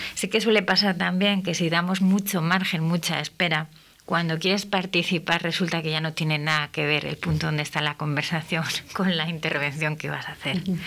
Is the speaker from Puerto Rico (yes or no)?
no; Castile, Spain; also born or lived in Jerez de la Frontera; nosotros en Castilla no tenemos acento